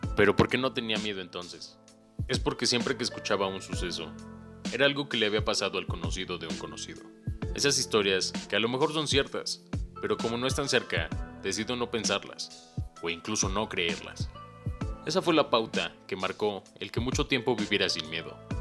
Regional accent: Cuernavaca, Morelos, Mexico; moved away as an adult; now in Puebla, Mexico; Soy originario de Cuernavaca y llevo tres años aquí en Puebla

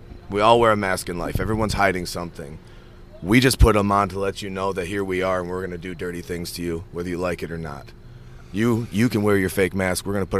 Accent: Midwest, United States; We're from the Midwest

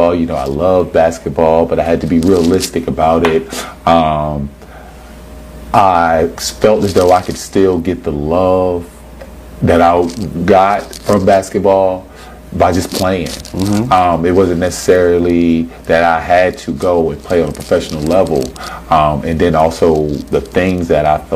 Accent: Dillon, South Carolina, United States; born or raised there

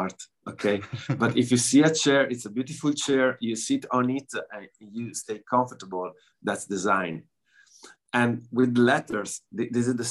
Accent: northeast Italy, Italy; English is a second language; also born or lived in Montebelluna; I'm from northeast Italy

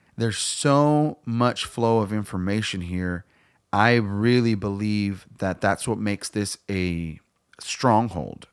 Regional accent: United States; I'm proud of being American.

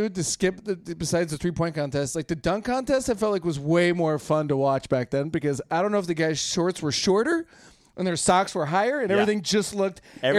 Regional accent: Chicago, Illinois, United States; moved away as an adult; now in Los Angeles, United States; I'm originally from Chicago. I've lived in L.A. for almost, God, 15 years now, going on 15 years.

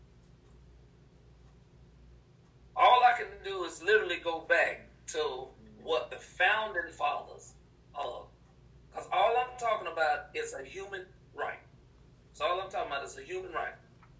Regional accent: United States; I'm born American

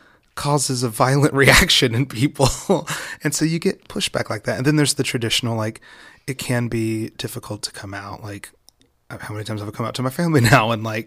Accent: West Virginia, United States; I grew up in West Virginia. I'm biracial.

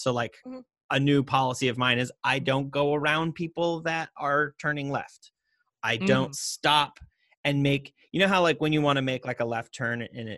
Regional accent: Montana, United States; We grew up in Montana. I was hiking with my parents

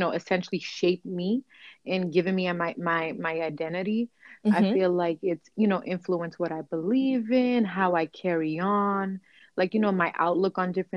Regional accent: Boston, Massachusetts, United States; first language Cape Verdean Creole; English is a second language; also born or lived in Cape Verde; I grew up in Dorchester, which a lot of people may know has a lot of Cape Verdean people.

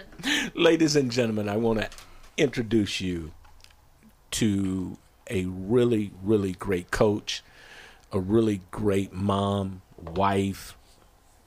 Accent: Greenville, South Carolina, United States; moved away; also born or lived in Asheville, North Carolina; I'm originally from the Carolinas and grew up down in Greenville, South Carolina, and Asheville, North Carolina, and I call both of those home

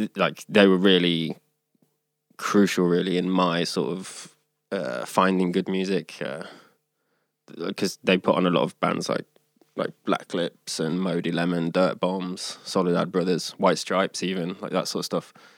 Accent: Leicester, East Midlands, United Kingdom; now in Sweden; I'm from Leicester

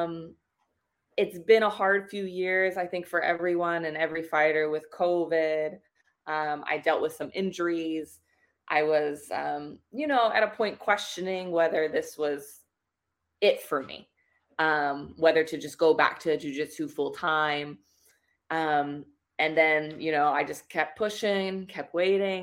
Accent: Philadelphia, Pennsylvania, United States; moved away as an adult; now in Thailand

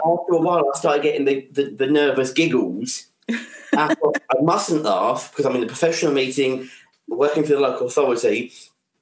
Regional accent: England, United Kingdom; I'm too English

